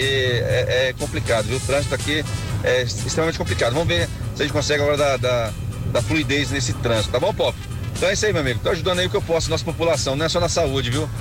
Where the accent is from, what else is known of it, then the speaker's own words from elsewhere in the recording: Samambaia, Federal District, Brazil; eu sou aqui de Samambaia